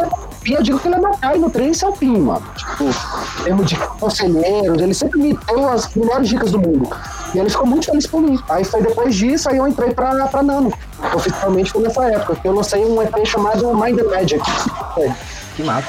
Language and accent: Portuguese; Fortaleza, Ceará, Brazil; now in Curitiba, Brazil; Eu sou natural de Fortaleza, cearense, mas hoje moro em Curitiba